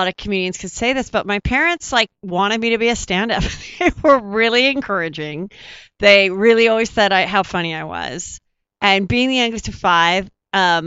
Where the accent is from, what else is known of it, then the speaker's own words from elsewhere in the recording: Los Angeles, California, United States; I grew up in Woodland Hills